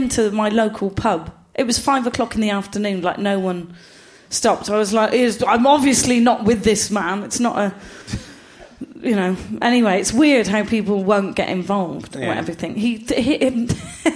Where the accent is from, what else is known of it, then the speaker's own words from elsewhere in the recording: Gloucester, South West England, United Kingdom; I'm from Gloucester